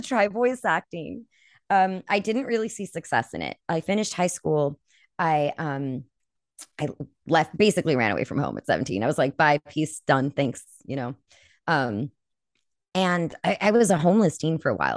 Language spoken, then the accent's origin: English; California, United States; moved away; also born or lived in Colorado; I'm from California.